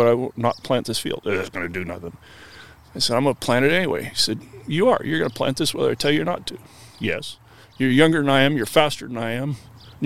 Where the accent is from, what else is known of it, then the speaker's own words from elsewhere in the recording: Oregon, United States; now in Washington, United States; I grew up with him in Oregon